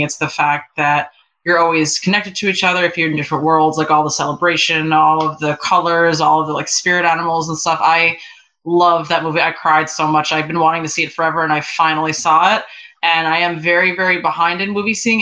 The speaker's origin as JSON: {"language": "English", "region": "New York", "country": "United States", "moved": "yes", "lives_now": "Los Angeles, United States", "said": "I live in LA and I've lived here for a long time, but I'm originally from New York."}